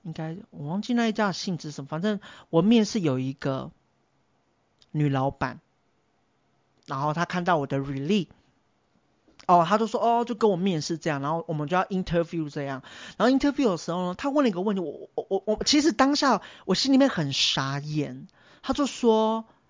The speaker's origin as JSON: {"language": "Chinese", "country": "Taiwan", "said": "虽然是都市原住民，但是偶尔还是也会回去部落"}